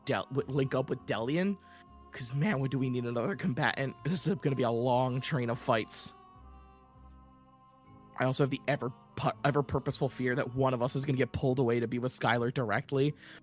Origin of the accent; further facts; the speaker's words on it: Scotland, United Kingdom; I'm Scottish. I call everybody laddie.